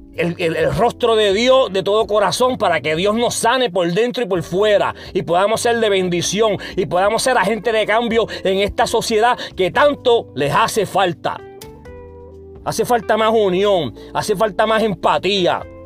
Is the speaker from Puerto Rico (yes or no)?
yes; Puerto Rico; yo soy puertorriqueño